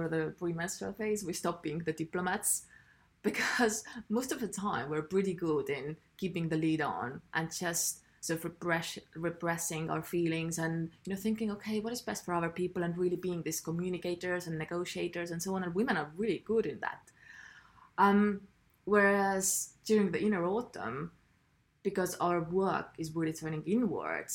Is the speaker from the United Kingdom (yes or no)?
no; Estonia; I'm from Estonia, where we don't speak much. We're very quiet people.